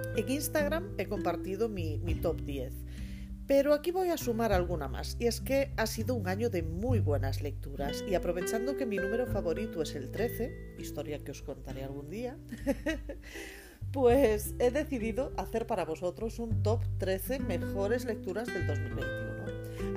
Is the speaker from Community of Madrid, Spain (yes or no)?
no; Galicia, Spain